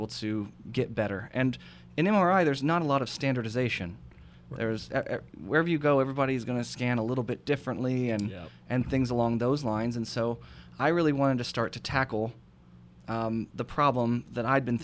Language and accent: English; United States; I'm a weirdo from America